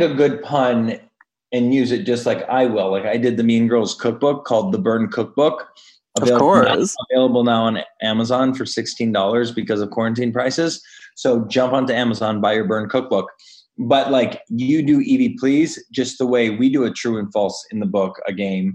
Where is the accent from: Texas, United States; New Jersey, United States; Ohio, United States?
Ohio, United States; I'm from Ohio